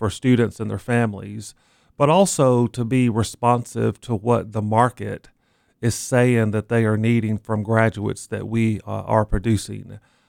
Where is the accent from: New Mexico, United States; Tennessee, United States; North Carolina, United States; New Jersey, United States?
Tennessee, United States; Knoxville; moved away as an adult; also born or lived in Rock Hill, South Carolina / Athens, Georgia / Mississippi; now in Lincoln, United States; I was born in Knoxville, Tennessee, and had the good fortune of working in Tennessee for a number of years.